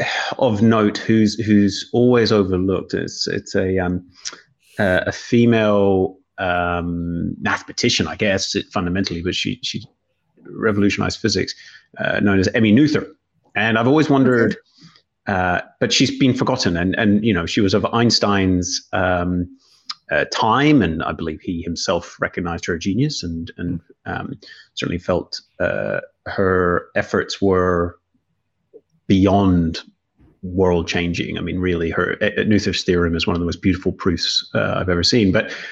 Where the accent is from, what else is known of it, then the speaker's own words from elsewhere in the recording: Northern Ireland, United Kingdom; So I am originally from Northern Ireland and very much now internationalized accent through lecturing in many countries